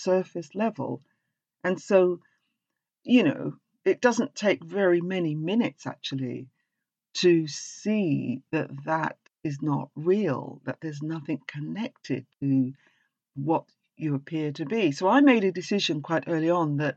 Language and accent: English; England, United Kingdom; accent: English; there's plenty of us as black people speak with an English accent because we're English